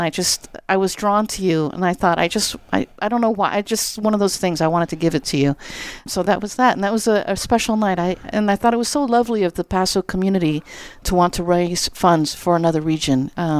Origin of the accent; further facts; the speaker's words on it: Azores, Portugal; moved away; Well, I'm an immigrant from the Azores, and I was living, my parents had a farm in Napa